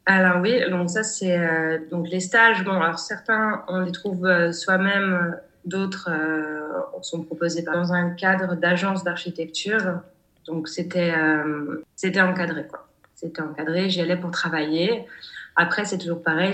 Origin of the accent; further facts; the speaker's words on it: Savoie, Auvergne-Rhône-Alpes, France; moved away as an adult; also born or lived in Paris / Zurich; now in Singapore; je viens de Savoie